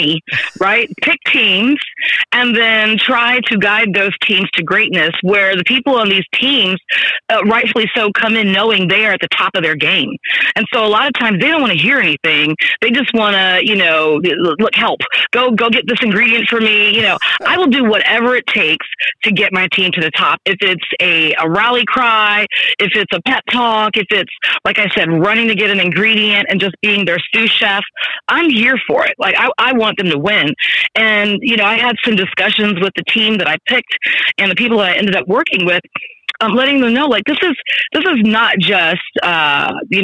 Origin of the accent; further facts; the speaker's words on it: Texas, United States; I'm from Texas